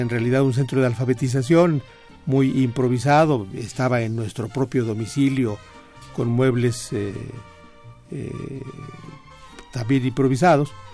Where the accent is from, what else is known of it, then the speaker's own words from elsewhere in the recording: Pachuca, Hidalgo, Mexico; also born or lived in Mineral del Monte; yo crecí en Pachuca, yo nací en, Mineral del Monte y mi familia se fue rápidamente.